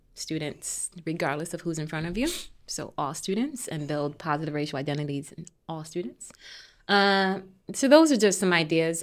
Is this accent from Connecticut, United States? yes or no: yes; Hartford, Connecticut, United States; I grew up on Kent Street in Hartford